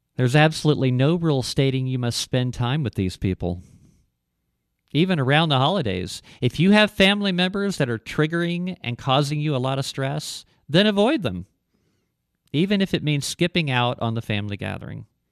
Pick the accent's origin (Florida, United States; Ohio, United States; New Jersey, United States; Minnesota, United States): Ohio, United States; moved away as an adult; also born or lived in Texas; I grew up in Ohio and I, uh, moved to, uh, when I was like nineteen, I moved to Texas for a couple of, couple of years